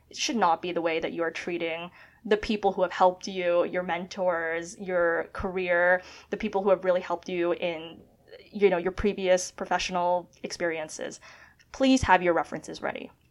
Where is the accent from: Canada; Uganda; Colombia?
Canada; moved away as an adult; now in United States; being a Canadian studying at Columbia